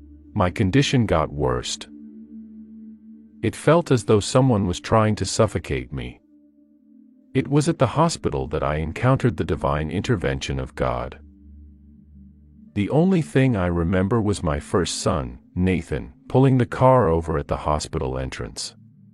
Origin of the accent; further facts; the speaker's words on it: United Kingdom; now in Italy; Although I am currently based in Italy, I was born and raised in the United Kingdom.